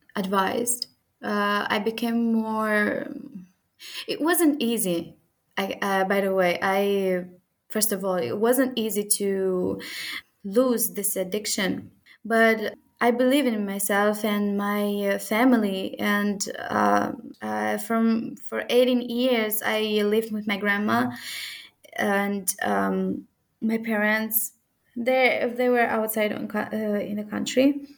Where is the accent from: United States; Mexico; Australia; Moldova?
Moldova; In a sense, I respect our traditions as a Moldovan girl, but I can be, and I like the modernism in our days.